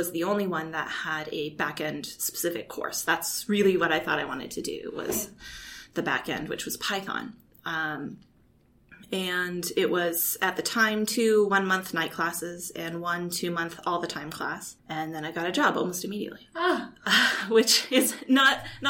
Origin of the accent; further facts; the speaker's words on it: Kalispell, Montana, United States; moved away as an adult; also born or lived in Indiana / Vienna / New York; I grew up in Kalispell, Montana